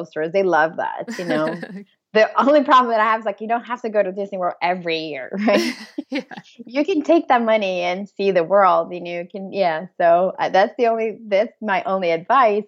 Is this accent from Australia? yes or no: no; Brazil; also born or lived in Hamburg / Washington D.C. / Madrid; now in Birmingham, Michigan, United States; I'm from Brazil